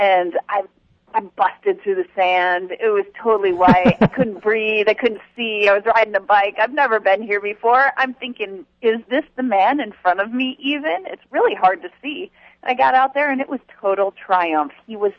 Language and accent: English; the South, United States; accent: southern; I could do the whole show in my southern accent.